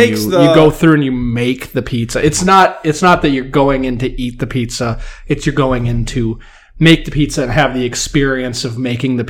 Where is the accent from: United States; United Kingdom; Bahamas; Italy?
United States; we're American